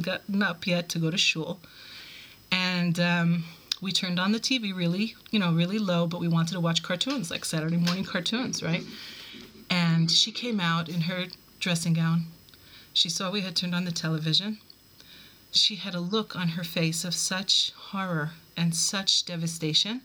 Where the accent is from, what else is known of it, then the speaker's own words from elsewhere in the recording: New York, United States; moved away as an adult; also born or lived in Buffalo, New York / Cleveland, Ohio; now in Israel; I was born in New York, raised in both Brooklyn and Queens